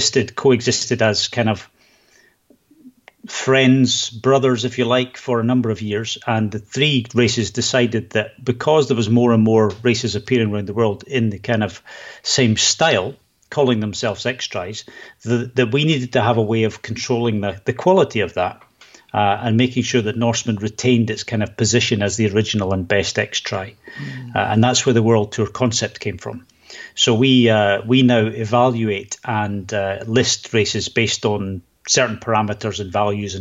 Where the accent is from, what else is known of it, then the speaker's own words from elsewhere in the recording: Scotland, United Kingdom; also born or lived in Edinburgh, Scotland; now in Sweden; I am actually from Scotland. I do live in Sweden